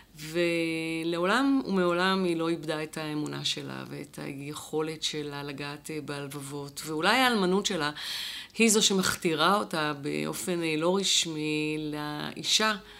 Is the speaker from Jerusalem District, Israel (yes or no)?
yes; Jerusalem, Jerusalem District, Israel; אני גדלתי במעגל הזה של הנשים, אה, שישבו מחוץ לבית הכנסת מוסאיוף, או בתוך בית הכנסת בבא תמא